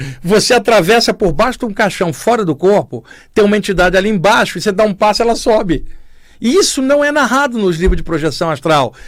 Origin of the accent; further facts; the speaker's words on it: Duque de Caxias, Rio de Janeiro, Brazil; moved away as an adult; Rio de Janeiro, onde eu cresci e vivi até os 27 anos. Eu morava em Duque de Caxias